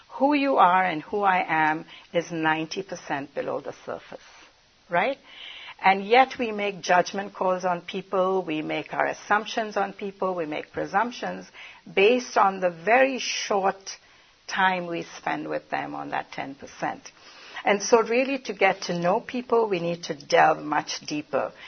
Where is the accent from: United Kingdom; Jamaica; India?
India; moved away as an adult; now in United States; I'm from India originally, but have been in the United States for 46 years.